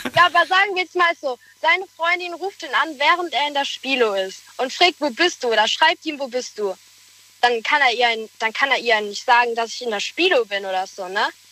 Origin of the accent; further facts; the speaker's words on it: Speyer, Rhineland-Palatinate, Germany; Aus Speyer.